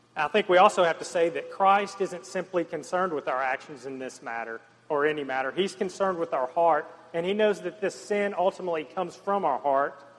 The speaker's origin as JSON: {"language": "English", "region": "the South", "country": "United States", "tie": "born or raised there", "said": "growing up in the South and the Bible Belt"}